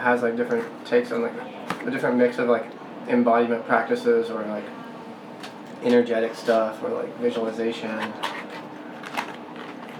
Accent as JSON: {"language": "English", "region": "Tennessee", "country": "United States", "tie": "born or raised there", "said": "I grew up in the Southeast in Tennessee"}